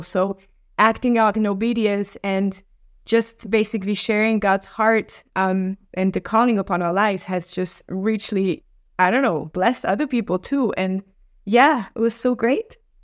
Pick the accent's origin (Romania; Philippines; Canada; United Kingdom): Romania; moved away; also born or lived in Norway; I come from Romania